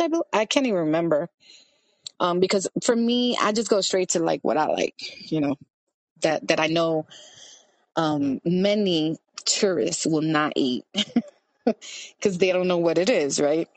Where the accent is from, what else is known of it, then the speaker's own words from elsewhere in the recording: New York City, New York, United States; I grew up in Washington Heights in the 80s